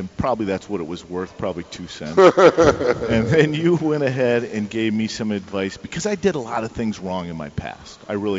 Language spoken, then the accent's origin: English; California, United States; now in Tampa, United States; Well, I grew up in Southern California, Abe. And I've lived in Tampa for about 15 years